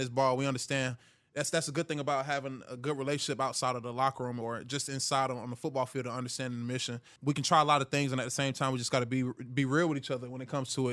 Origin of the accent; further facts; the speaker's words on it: Hiram, Georgia, United States; I'm from Hiram, Georgia